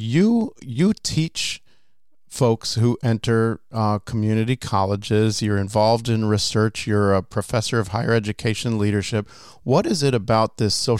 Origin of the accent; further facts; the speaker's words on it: Michigan, United States; I'm from Michigan